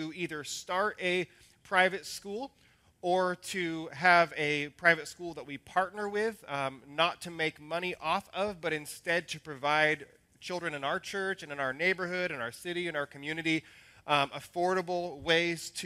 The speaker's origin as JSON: {"language": "English", "town": "Salem", "region": "Oregon", "country": "United States", "tie": "born or raised there", "said": "the hometown that I remember is Salem, which is a radically different city now than it was when it was my childhood hometown"}